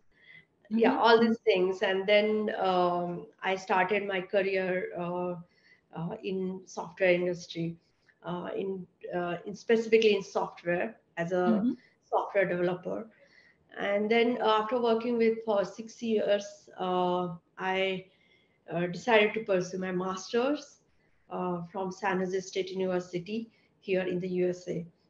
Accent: India; moved away as an adult; now in United States; So when I was in India, I was working for 6 years in tech

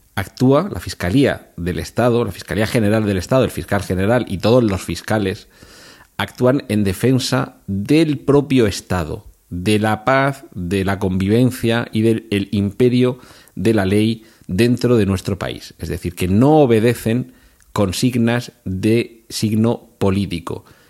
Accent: Region of Murcia, Spain; yo soy de Murcia

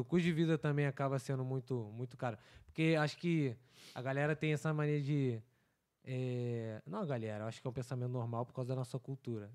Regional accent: Rio de Janeiro, Brazil; now in Vancouver, Canada; como bom carioca, cara, eu nunca fui acostumado ao frio.

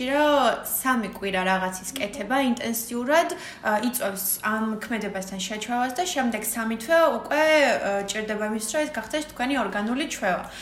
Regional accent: Batumi, Adjara, Georgia; მაშინ დავრჩი პირველად ზაფხულში ბათუმში.

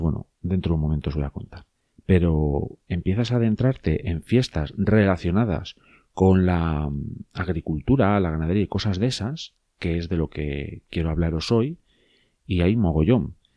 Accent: León, Castile and León, Spain; ya sabéis que soy de León. Si no lo sabéis, soy de León. Soy muy de León

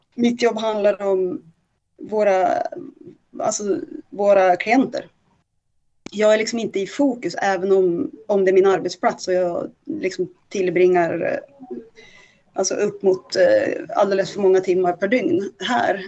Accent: inland Norrland, Sweden; now in Stockholm, Sweden; jag kommer från ett ganska litet ställe. Mm. Eh, som, eh, och, och ganska heteronormativt. Liksom Norrlands inland, pytteliten by. Alla känner alla

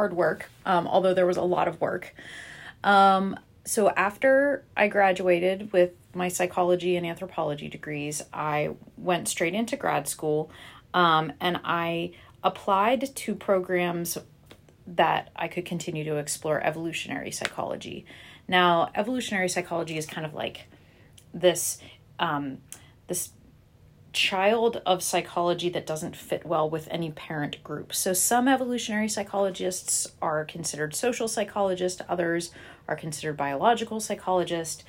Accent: Butler, Pennsylvania, United States; I grew up just outside of Pittsburgh in a town called Butler, Pennsylvania.

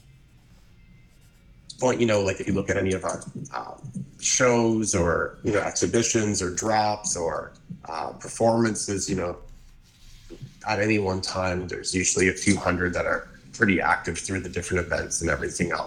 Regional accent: Hamilton, Ontario, Canada; moved away as an adult; also born or lived in Montreal / Vancouver / New York; I grew up actually in Hamilton, which is a very cool little city

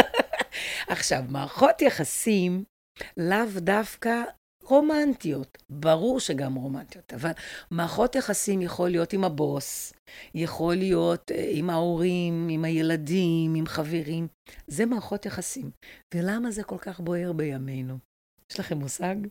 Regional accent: Brazil; now in Israel; אני גרתי בברזיל, אני ברזילאית

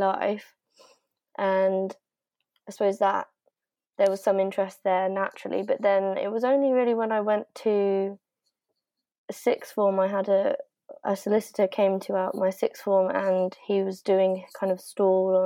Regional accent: Pietermaritzburg, KwaZulu-Natal, South Africa; moved away; I'm also South African. And I was also born there, and I was born in Maritzburg

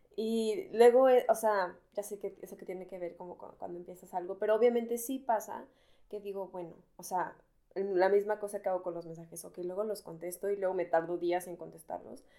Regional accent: Mexico; moved away as an adult; now in Berlin, Germany; Yo soy mexicana

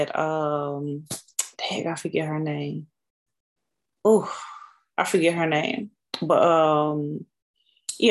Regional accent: Chicago, Illinois, United States; Grew up on the south side of Chicago

